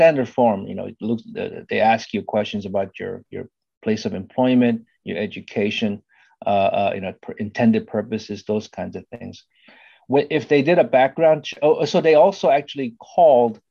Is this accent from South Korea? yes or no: yes; South Korea; now in United States; I grew up in South Korea